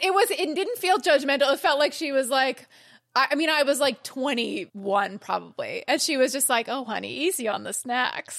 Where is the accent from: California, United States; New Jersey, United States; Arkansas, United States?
California, United States; I'm a Cali girl